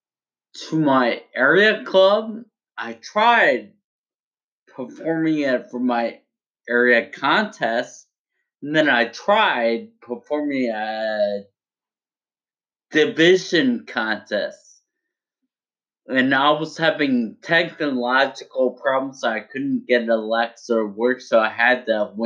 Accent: United States; I'm very proud to be an American

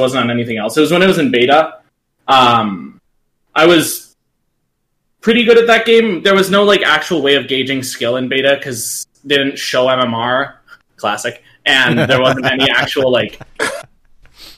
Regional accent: Arizona, United States; I'm from Arizona.

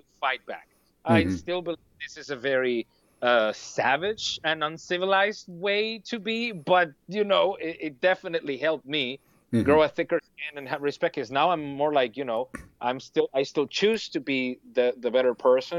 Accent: Venezuela; English is a second language; now in Germany; I come from a place where I had to worry about, not getting shot in the head while I would go shopping for food

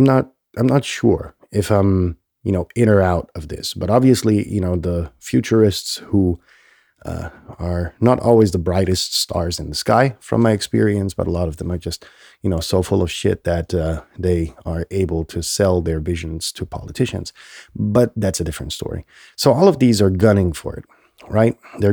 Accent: Germany; English is a second language; I grew up in Germany where politicians, you know, you grow up in this little protected, you know, nest, essentially, in this country that was, you know, war torn.

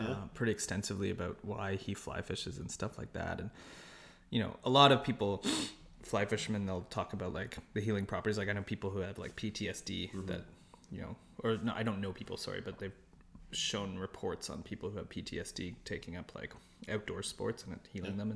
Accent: Toronto, Ontario, Canada; Raised like, born and raised in Toronto.

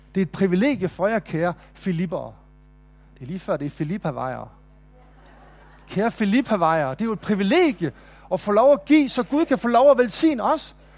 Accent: Nykøbing Mors, North Denmark Region, Denmark; now in Kolding, Denmark; i Nykøbing Mors, hvor jeg voksede op

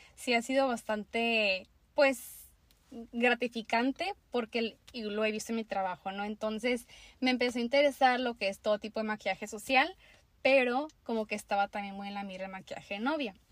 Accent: Tijuana, Baja California, Mexico; also born or lived in Mexicali; yo soy de Tijuana, eh, Baja California.

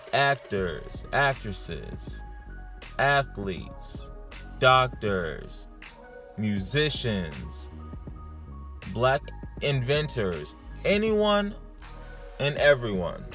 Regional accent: California, United States; now in New Hampshire, United States; growing up in California and even moving out here to where I'm at now, New Hampshire

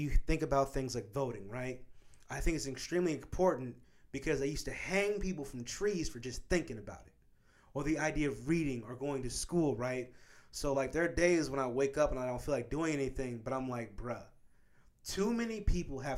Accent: Kansas, United States; when I was growing up in Kansas

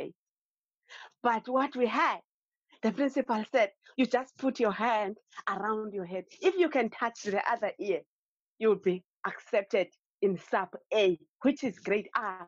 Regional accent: Eastern Cape, South Africa; now in Cape Town, South Africa; I grew up in the Eastern Cape. It's one of the provinces in South Africa.

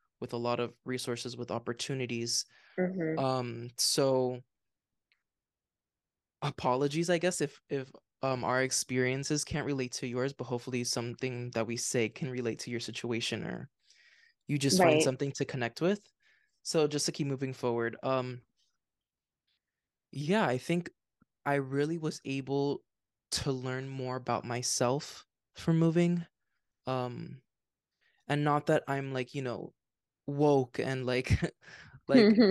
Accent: Miami, Florida, United States; moved away as an adult; we're both from Miami

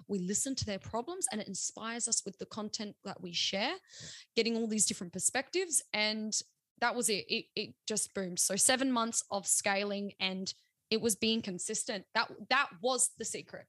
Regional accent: South Australia, Australia; We're still being South Australian

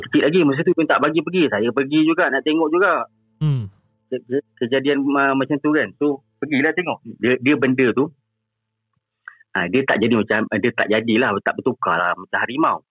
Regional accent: Jengka, Pahang, Malaysia; also born or lived in Selangor; Saya ni asal daripada Pahang, daripada Jengke.

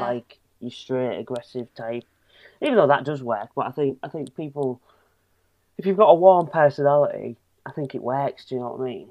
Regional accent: Hull, Yorkshire and the Humber, United Kingdom; being from Hull

